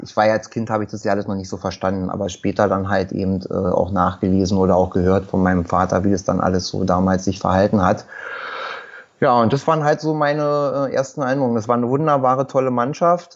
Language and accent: German; Berlin, Germany; geboren in Berlin-Wilmersdorf. Mein Kiez ist halt immer Schöneberg-Wilmersdorf gewesen. Äh, hier auch zur Schule gegangen